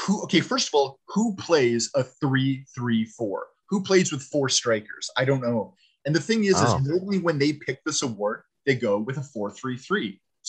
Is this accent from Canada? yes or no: yes; Canada; Now, I mean, {S3} we're {S4} Canadian, that's a stretch